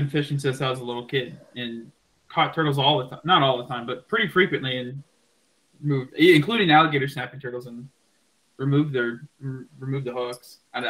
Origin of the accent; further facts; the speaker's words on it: Georgia, United States; now in South Florida, United States; where I grew up in Georgia.